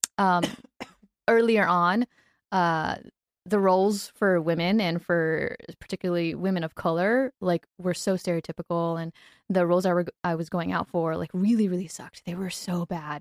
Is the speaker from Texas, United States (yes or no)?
yes; Texas, United States; moved away as an adult; now in Los Angeles, United States; I'm from Texas